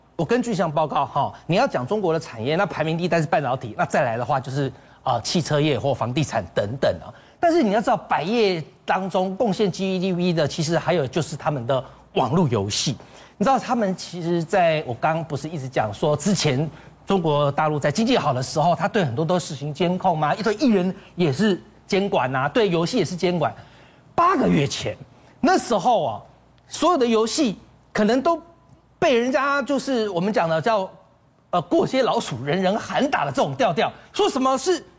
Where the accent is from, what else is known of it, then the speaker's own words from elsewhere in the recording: Taiwan; 我们台湾的联电